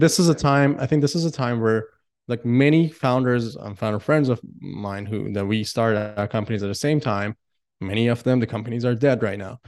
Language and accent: English; Iran; now in Singapore; I come from Iran